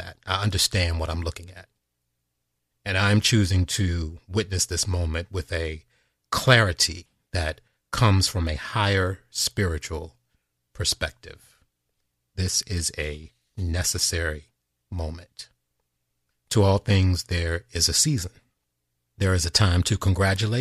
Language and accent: English; United States; a man who was born and raised in this country